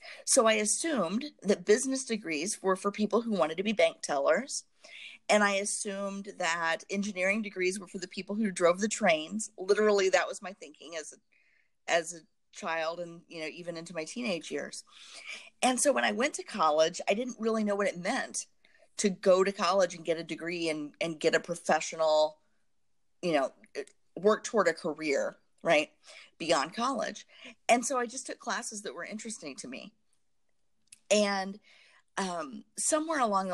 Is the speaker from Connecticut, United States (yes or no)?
no; Southern Indiana, United States; I grew up in Southern Indiana in a very homogeneous community